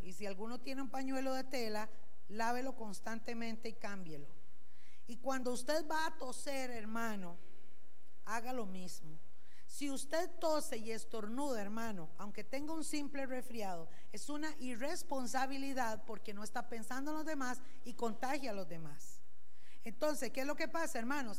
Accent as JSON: {"language": "Spanish", "country": "Costa Rica", "said": "como buenos ticos"}